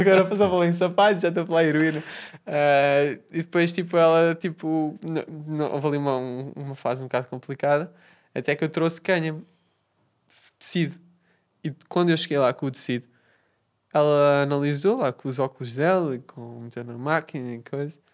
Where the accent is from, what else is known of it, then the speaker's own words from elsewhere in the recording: Portugal; eu, eu sou português